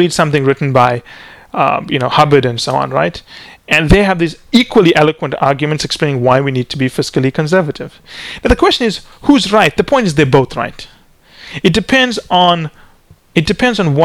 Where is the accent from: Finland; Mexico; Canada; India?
Canada; we're Canadian